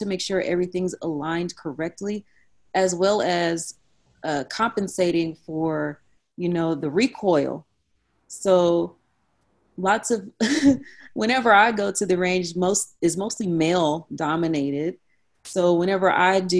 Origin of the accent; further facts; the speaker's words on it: Austin, Texas, United States; now in Dallas, United States; All my family, they live in Austin. I'm from Austin, but right now I live in Dallas